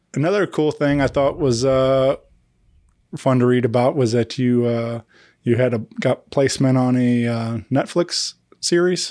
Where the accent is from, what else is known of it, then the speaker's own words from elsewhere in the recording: Wentzville, Missouri, United States; my hometown. I grew up in Wentzville